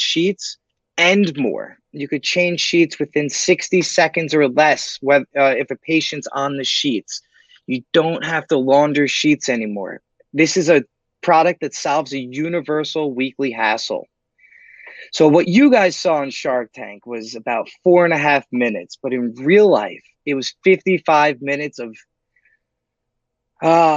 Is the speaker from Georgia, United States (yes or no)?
no; New York City, New York, United States; I'm born and raised in New York City